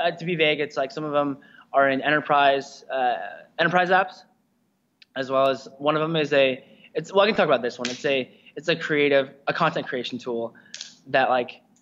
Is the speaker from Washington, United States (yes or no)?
yes; Spokane, Washington, United States; I grew up in Spokane, Washington, which is about 4 and a half hours east of Seattle.